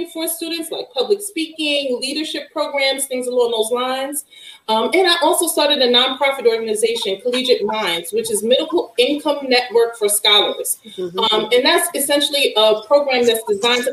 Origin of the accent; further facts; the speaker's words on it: Brooklyn, New York, United States; I'm from Brownsville